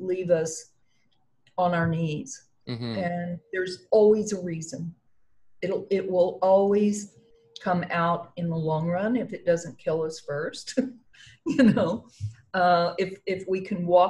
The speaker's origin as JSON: {"language": "English", "region": "New Mexico", "country": "United States", "tie": "born or raised there", "also_born_or_lived": "Albuquerque, New Mexico", "said": "I was actually raised in New Mexico until I got out of school, and it was down the oil fields of New Mexico"}